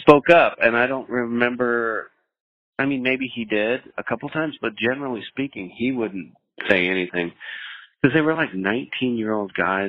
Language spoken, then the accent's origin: English; the Northwest, Pacific Northwest, United States; I was from the Northwest and I felt close to home